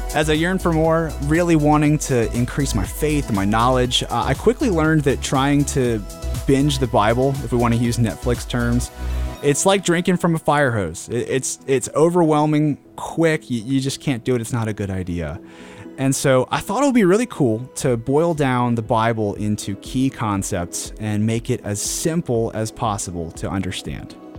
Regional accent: Queen Anne's County, Maryland, United States; I'm from, uh, we're all from Queen Anne's County, Maryland

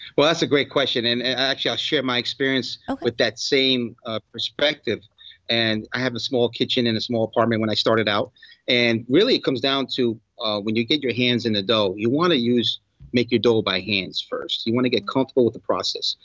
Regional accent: New York, United States; moved away as an adult; also born or lived in South Florida; now in Miami, United States; I grew up in New York.

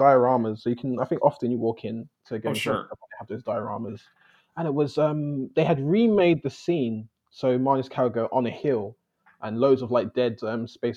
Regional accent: London, United Kingdom; I'm from London, southeast London, UK

